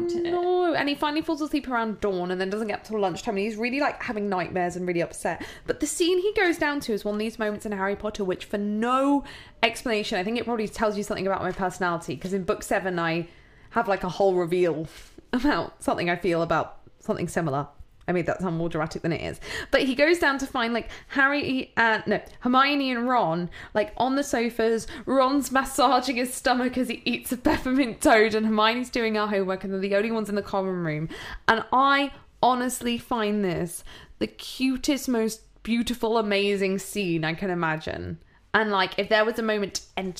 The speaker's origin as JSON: {"language": "English", "country": "United Kingdom", "said": "we're British"}